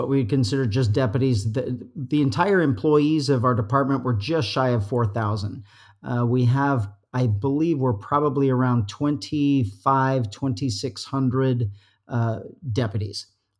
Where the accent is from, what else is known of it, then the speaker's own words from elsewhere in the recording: Utah, United States; moved away as an adult; now in California, United States; I love it here. I've been here since 1989. I'm a transplant from Utah